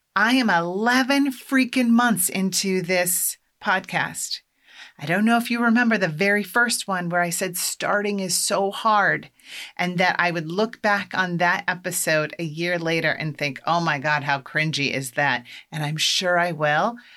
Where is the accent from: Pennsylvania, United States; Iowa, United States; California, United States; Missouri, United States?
Iowa, United States; now in Massachusetts, United States; I'm from Iowa